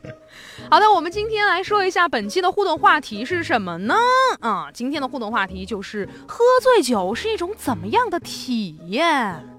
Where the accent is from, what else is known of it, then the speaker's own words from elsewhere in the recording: Sichuan, China; 用我们四川话说